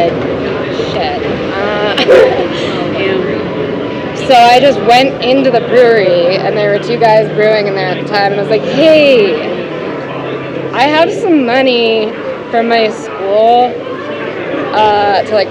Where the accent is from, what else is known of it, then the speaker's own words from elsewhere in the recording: Boulder, Colorado, United States; growing up in Boulder